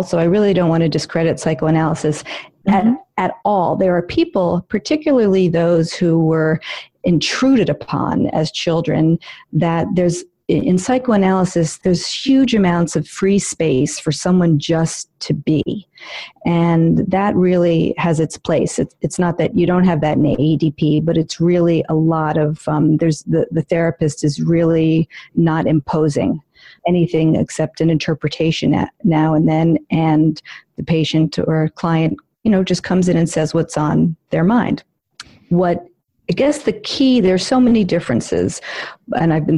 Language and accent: English; New York City, New York, United States; I am a born and raised in New York City